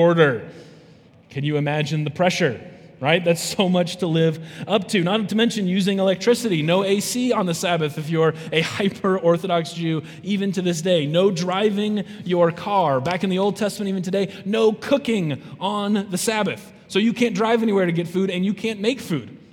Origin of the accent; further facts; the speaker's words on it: South Dakota, United States; I'm from South Dakota